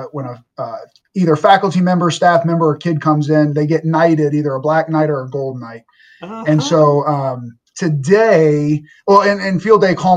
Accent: New Orleans, Louisiana, United States; moved away; I'm from New Orleans, Louisiana, and my mom, God bless her, she's still teaching

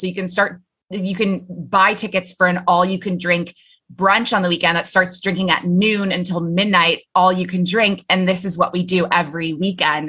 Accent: Toronto, Ontario, Canada; moved away as an adult; now in Middle East; I'm originally from Toronto

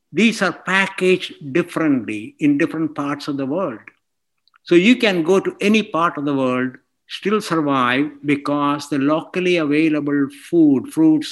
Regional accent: India; moved away as an adult; also born or lived in Scotland / Texas, United States; now in Portland, United States; I grew up in India.

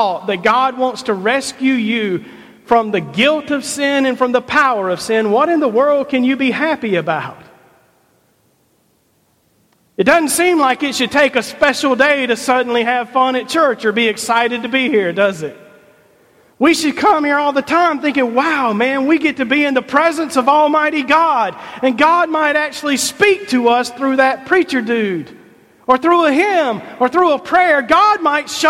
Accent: Rock Hill, South Carolina, United States; I grew up here in Rock Hill

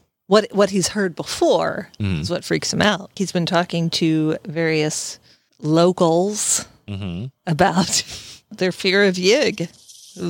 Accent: Midwest, United States; I'm a Midwesterner, so I know.

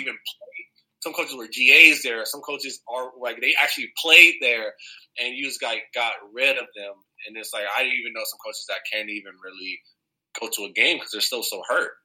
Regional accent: Southern California, United States; moved away as an adult; also born or lived in Oregon; I'm from Southern California

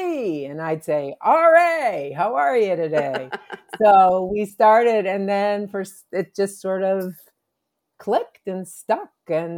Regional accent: Detroit, Michigan, United States; I grew up in Detroit.

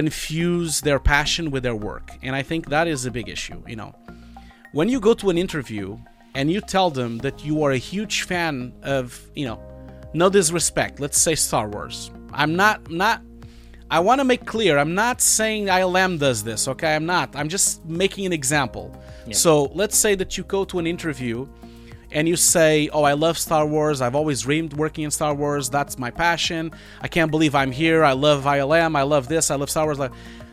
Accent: Portugal; English is a second language; I'm Portuguese originally. I was born in Portugal.

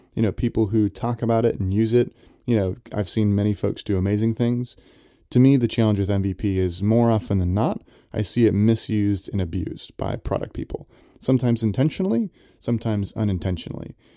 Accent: Santa Cruz, California, United States; I grew up in Santa Cruz, so skateboarding was, was a big thing there

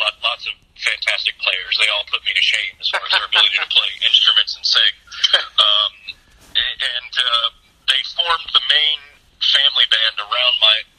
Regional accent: Georgia, United States; I was born in Georgia.

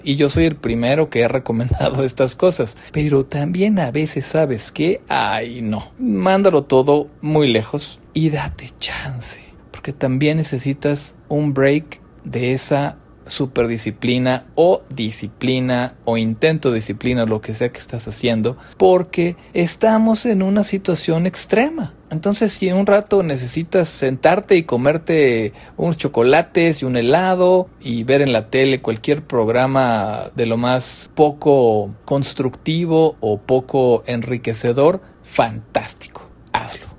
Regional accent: Mexico; nosotros quizá más en México porque estamos acostumbrados a apapacharnos

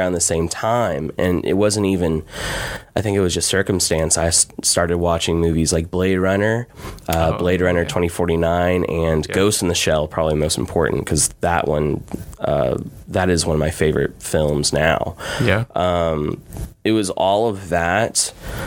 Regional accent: Beaumont, Texas, United States; now in Austin, United States; I grew up here in Beaumont

